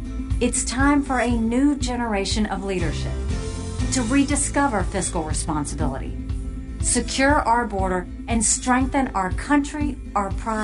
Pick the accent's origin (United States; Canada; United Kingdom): United States; South Carolina; I was born and raised in South Carolina